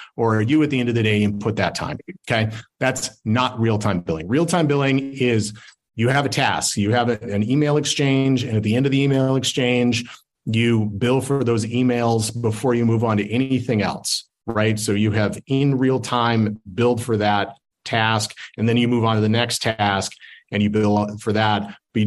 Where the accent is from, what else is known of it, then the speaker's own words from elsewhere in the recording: Salt Lake City, Utah, United States; I'm from Salt Lake